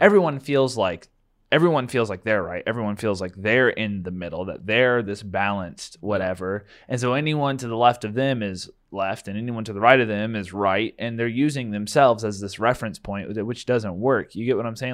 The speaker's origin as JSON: {"language": "English", "country": "United States", "said": "proud of being American"}